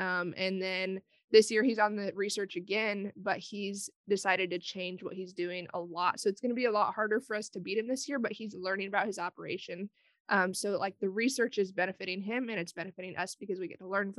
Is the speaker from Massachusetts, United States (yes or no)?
no; Genoa, Nebraska, United States; I'm from Genoa, Nebraska